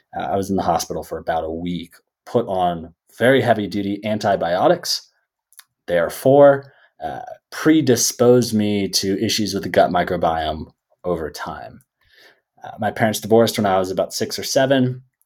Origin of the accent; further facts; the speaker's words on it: Bay Area, California, United States; living and growing up in the Bay Area